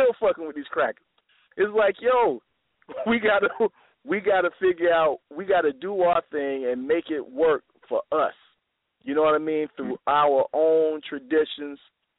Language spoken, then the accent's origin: English; Tallahassee, Florida, United States; moved away; I'm in Tallahassee with Sarasut and Seti. We going what? To my hometown.